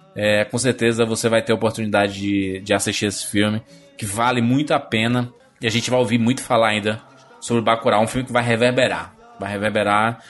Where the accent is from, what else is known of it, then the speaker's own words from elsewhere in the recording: Fortaleza, Ceará, Brazil; somos do, de, de Fortaleza, do Ceará